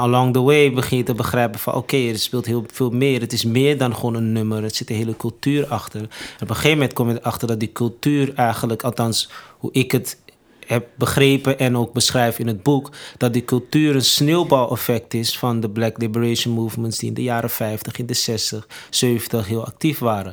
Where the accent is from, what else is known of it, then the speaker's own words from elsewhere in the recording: Amsterdam, North Holland, Netherlands; also born or lived in Suriname (parents); ben opgegroeid in Amsterdam Zuidoost